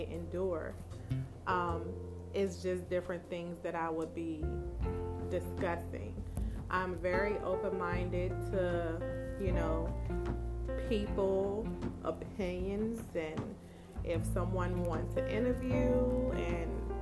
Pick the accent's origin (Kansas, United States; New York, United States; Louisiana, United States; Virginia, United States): Virginia, United States; Petersburg; I am from Petersburg, Virginia, born and raised